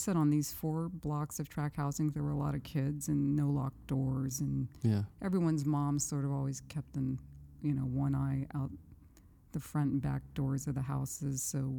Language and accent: English; Madera, California, United States; now in Brooklyn, United States; I grew up in California, Madera, California, 3 hours south of San Francisco, heart of the Central Valley.